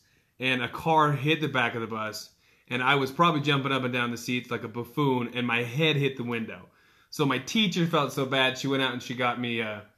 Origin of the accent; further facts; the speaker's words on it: Bluffdale, Utah, United States; We grew up in Bluffdale. We went to Bluffdale Elementary